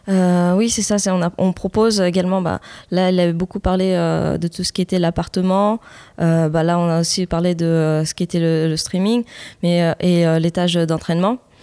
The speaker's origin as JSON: {"language": "French", "country": "France", "tie": "born or raised there", "said": "on a grandi en France et pas mes parents"}